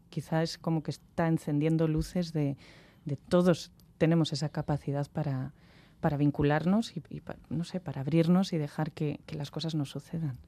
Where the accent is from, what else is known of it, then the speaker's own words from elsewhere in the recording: Santander, Cantabria, Spain; yo soy de Santander